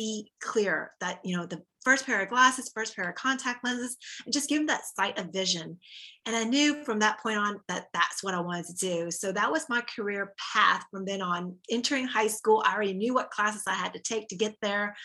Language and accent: English; Texas, United States; moved away as an adult; also born or lived in Orlando, Florida; I'm originally from Texas